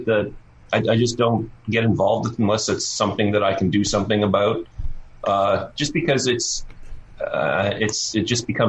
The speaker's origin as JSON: {"language": "English", "town": "Oshawa", "region": "Ontario", "country": "Canada", "said": "Oshawa, Ontario."}